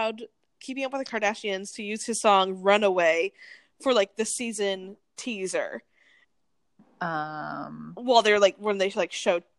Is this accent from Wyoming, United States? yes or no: yes; Wyoming, United States; I'm literally from Wyoming. I was born in Wyoming. I spent every single summer in Wyoming.